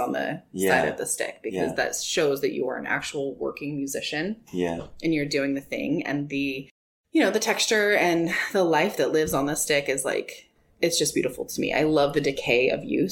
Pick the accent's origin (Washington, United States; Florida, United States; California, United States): California, United States; Citrus Heights; I was born in Citrus Heights. And I went to school there, and I didn't move out of the region until I was 22